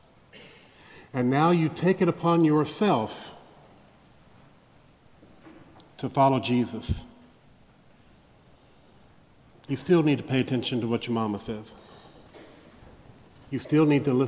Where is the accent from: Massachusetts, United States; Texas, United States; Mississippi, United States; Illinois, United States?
Mississippi, United States; Vicksburg; the church that I grew up in Vicksburg, Mississippi